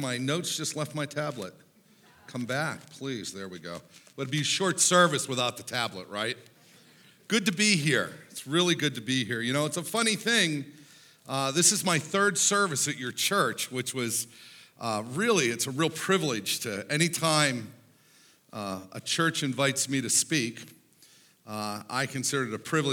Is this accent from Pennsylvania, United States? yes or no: yes; Pittsburgh, Pennsylvania, United States; I grew up in Pittsburgh, Pennsylvania